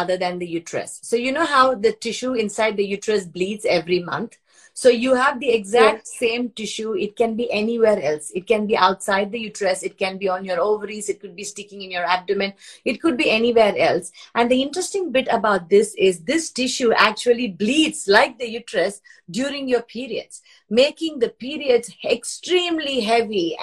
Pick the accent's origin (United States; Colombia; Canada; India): India; moved away as an adult; now in Sydney, Australia; I was raised in India